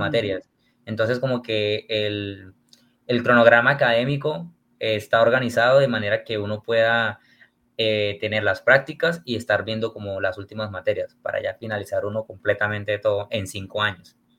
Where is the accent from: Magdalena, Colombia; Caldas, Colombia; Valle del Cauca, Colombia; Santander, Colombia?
Santander, Colombia; Barrancabermeja; yo soy de una ciudad que se llama Barranca Bermeja, está ubicada en el departamento de Santander